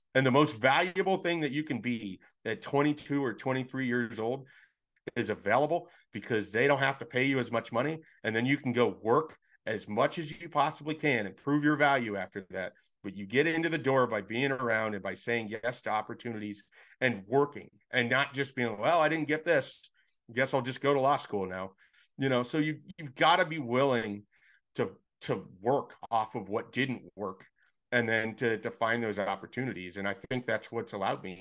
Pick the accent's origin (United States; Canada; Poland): United States; Nebraska; I'm from Nebraska that I grew up